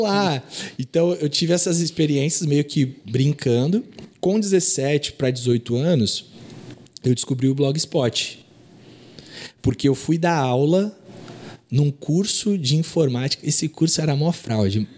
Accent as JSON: {"language": "Portuguese", "town": "Santos", "region": "São Paulo", "country": "Brazil", "tie": "born or raised there", "also_born_or_lived": "Nova Iguaçu, Rio de Janeiro", "said": "quando eu tinha quatro anos, eu vim para Santos."}